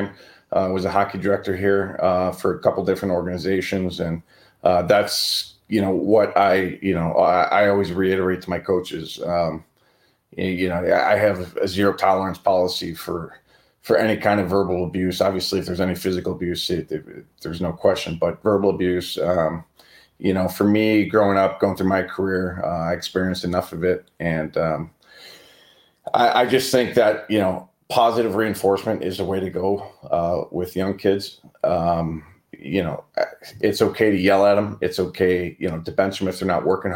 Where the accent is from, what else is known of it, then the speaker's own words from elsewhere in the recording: Cleveland, Ohio, United States; being from Cleveland, Ohio.